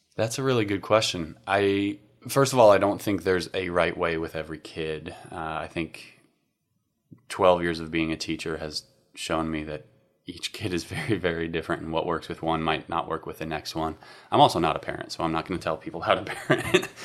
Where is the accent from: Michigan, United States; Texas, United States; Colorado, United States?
Colorado, United States; Fort Collins; I am from Colorado originally. I grew up in a town called Fort Collins